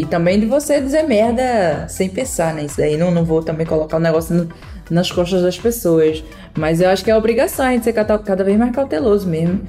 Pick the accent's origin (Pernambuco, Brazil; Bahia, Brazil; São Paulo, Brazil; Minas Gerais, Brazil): Pernambuco, Brazil; eu sou pernambucana